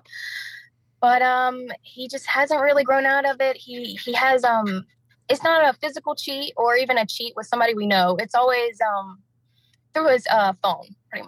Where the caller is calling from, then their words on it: Anderson, South Carolina, United States; I'm calling from Anderson, South Carolina.